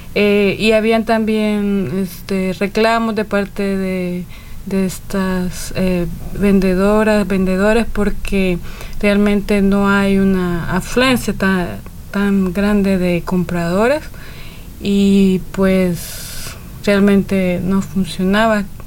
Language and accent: Spanish; El Salvador; soy del Salvador